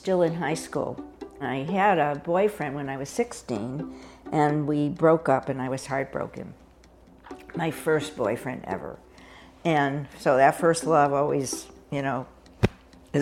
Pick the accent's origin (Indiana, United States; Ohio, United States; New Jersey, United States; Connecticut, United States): Connecticut, United States; Hartford; moved away as an adult; I grew up in Hartford, Connecticut, where I spent the first 18 years of my life and never moved back after